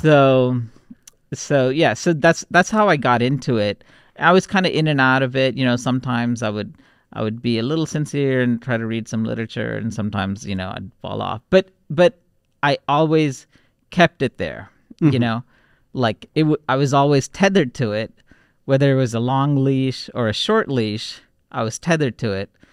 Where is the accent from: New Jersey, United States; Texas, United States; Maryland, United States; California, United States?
Texas, United States; Houston; also born or lived in Warangal, Telangana, India; we grew up in Texas, in Houston, it was a very multicultural city